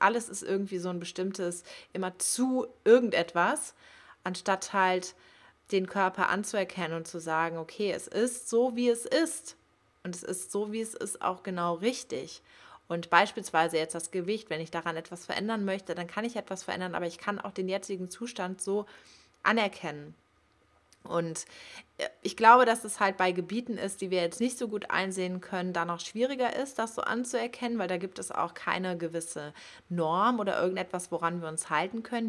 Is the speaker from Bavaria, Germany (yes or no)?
no; Cologne, North Rhine-Westphalia, Germany; now in Hamburg, Germany; Ich komme eigentlich aber aus Köln. Ja, man kann sagen, dass ich eher ländlich aufgewachsen